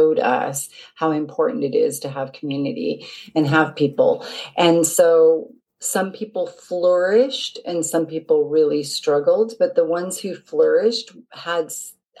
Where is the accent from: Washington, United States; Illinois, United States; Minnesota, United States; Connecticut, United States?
Washington, United States; Seattle; moved away as an adult; now in Market Harborough, United Kingdom; I'm originally from Seattle. So I've been in the UK for about 18 years now